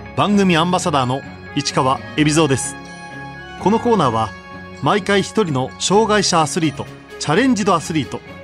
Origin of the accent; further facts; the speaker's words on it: Osaka, Japan; moved away as an adult; also born or lived in Tokyo; 私もともと出身が大阪で標準語が全く喋れなかったので